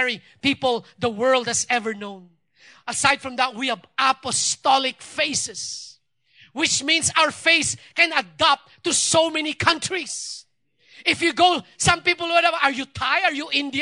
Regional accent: Philippines

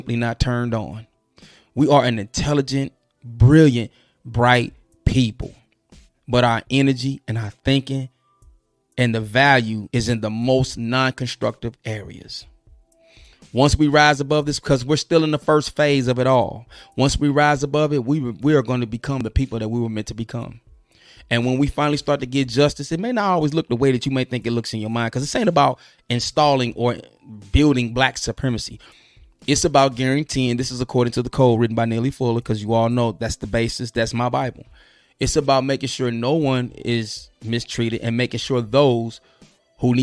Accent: St. Louis, Missouri, United States; I'm from the Lou

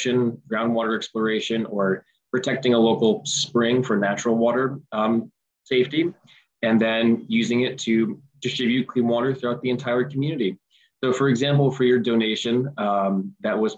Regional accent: Scotch Plains, New Jersey, United States; growing up in Scotch Plains, you know, I'm fortunate to live in a connected community

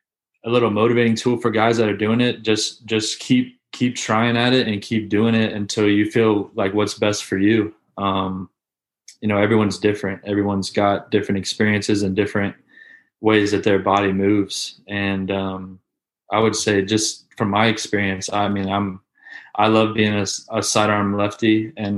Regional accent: Gainesville, Florida, United States; I grew up in Gainesville. So, which is right where the University of Florida

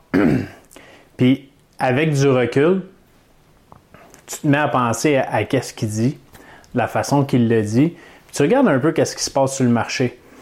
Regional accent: Canada; j'ai pris des formations pour investir en Floride en tant que Canadien

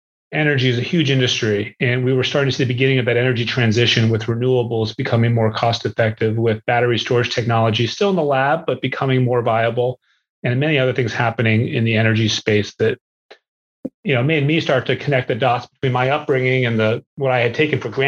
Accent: New England, Massachusetts, then Southern New Hampshire, United States; So I grew up in New England. My early years were in Massachusetts and then Southern New Hampshire.

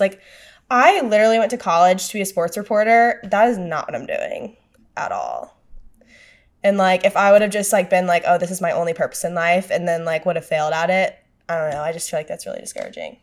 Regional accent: Louisiana, United States; moved away; I grew up in Louisiana

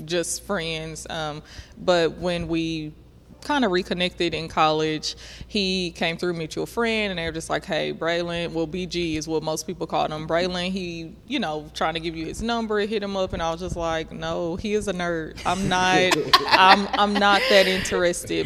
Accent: Little Rock, Arkansas, United States; also born or lived in Kansas; I was born in Kansas, but I consider myself a Little Rock native because I've been here long enough.

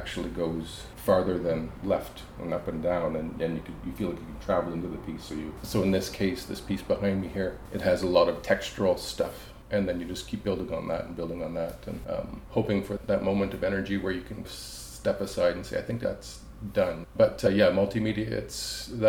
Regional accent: Belle River, Ontario, Canada; moved away as an adult; also born or lived in Vancouver, British Columbia; now in Smithers, Canada; I'm originally from Bell River, Ontario, just outside of Windsor

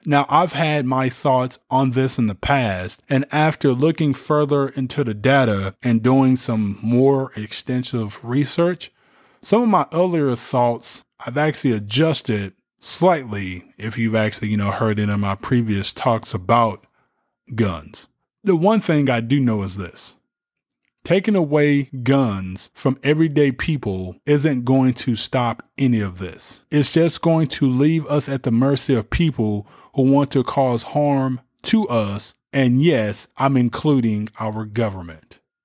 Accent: United States; As American citizens

